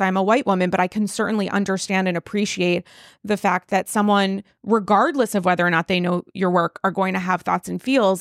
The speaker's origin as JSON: {"language": "English", "region": "Rhode Island", "country": "United States", "moved": "yes", "lives_now": "New York, United States", "said": "I'm from Rhode Island."}